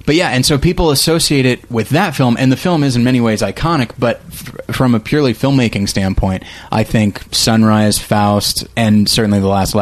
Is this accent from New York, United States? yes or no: no; Taft, California, United States; I'm from Taft, again? California.